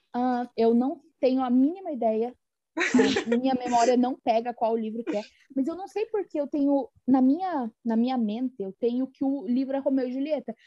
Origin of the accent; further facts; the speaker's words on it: interior of Paraná, Brazil; accent: rolled/pulled R (caipira R); eu sou do interior do Paraná